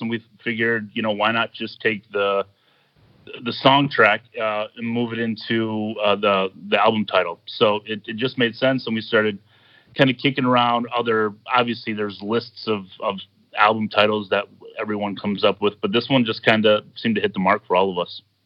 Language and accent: English; Midwest, United States; moved away; I'm from the Midwest originally